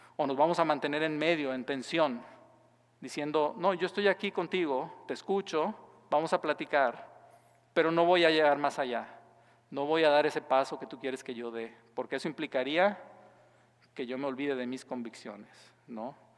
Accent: Mexico; moved away as an adult; soy mexicano

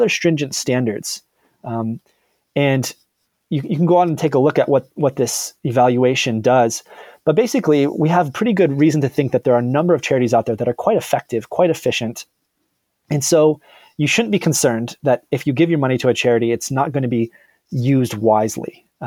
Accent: Michigan, United States; Detroit, Michigan, so in my home state

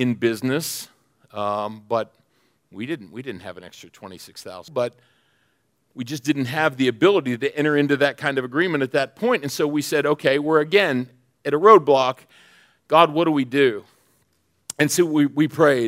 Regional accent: Pennsylvania, United States; I'm from Pennsylvania

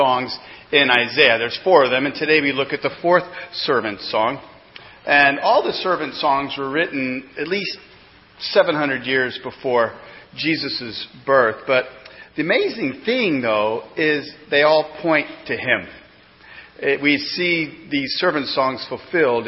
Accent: Missouri, United States; now in East Coast, United States; growing up in Missouri had a lot of advantages

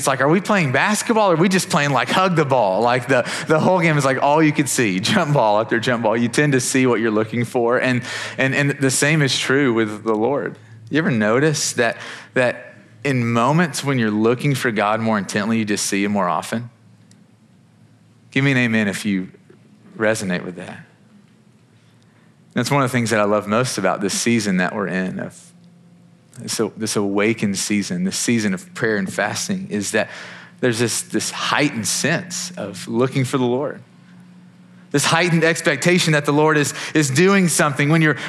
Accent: Kentucky, United States; I'm from Kentucky, big Wildcats fan.

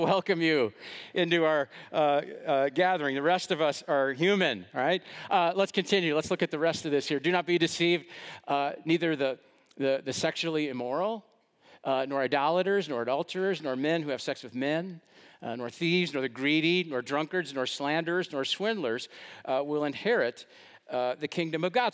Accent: West Allis, Wisconsin, United States; I grew up in West Dallas and went to a lot of Brewer games at the old county stadium

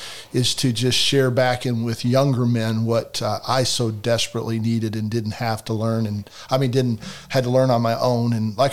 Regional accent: Fredericksburg, Virginia, United States; moved away; also born or lived in Richmond, Indiana; I grew up in Virginia. Fredericksburg, Virginia was most of my childhood life.

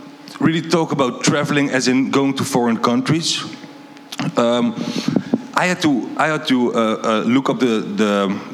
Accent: Netherlands; moved away; I'm from Holland.

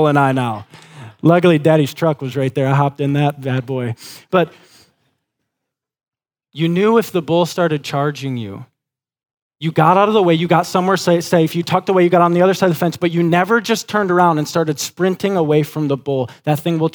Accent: West Michigan, United States; Growing up in West Michigan, our family had a dairy farm

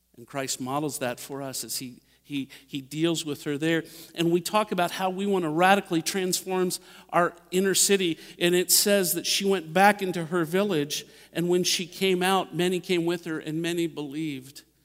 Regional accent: Dayton, Ohio, United States; now in Indianapolis, United States; I grew up in Dayton, Ohio

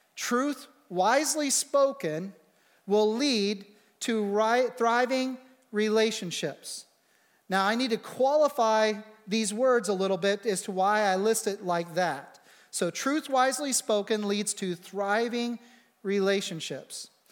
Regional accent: United States

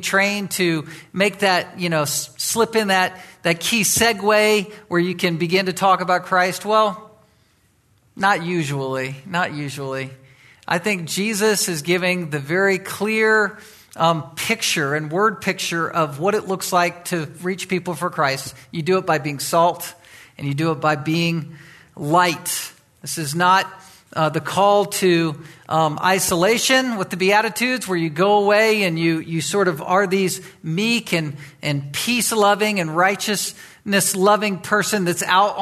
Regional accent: Virginia Beach, Virginia, United States; moved away; As a teenager, I grew up in Virginia. I grew up on the East Coast and was from Virginia Beach

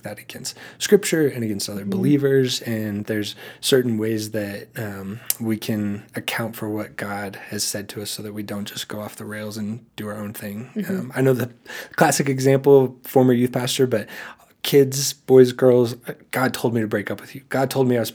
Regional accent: the Bible Belt, United States; growing up in the Bible Belt

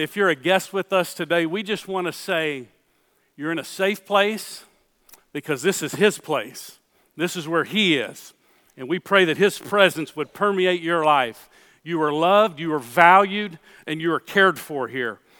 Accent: Houston, Texas, United States; born or raised there

